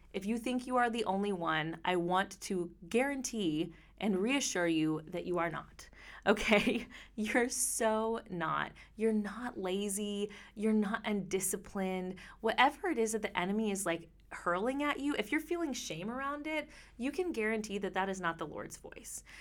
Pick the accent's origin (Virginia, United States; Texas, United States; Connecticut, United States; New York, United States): Texas, United States; I'm from Texas.